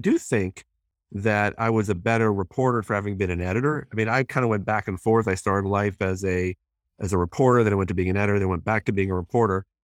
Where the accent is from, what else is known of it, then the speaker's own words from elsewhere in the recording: Hong Kong; born there; You know, I was born in Hong Kong